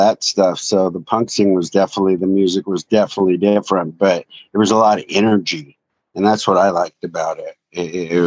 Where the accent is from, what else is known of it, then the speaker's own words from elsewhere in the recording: Oxnard, California, United States; growing up on Silver Strand